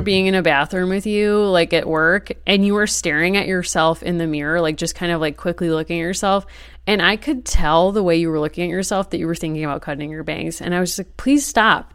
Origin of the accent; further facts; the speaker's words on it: Wethersfield, Connecticut, United States; my hometown of Weathersfield, Connecticut